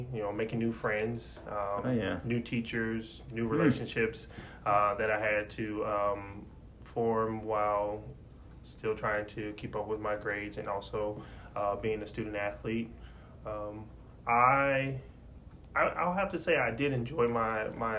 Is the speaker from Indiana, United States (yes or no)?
yes; Indianapolis, Indiana, United States; moved away as an adult; also born or lived in Cincinnati, Ohio; I'm originally from Indianapolis.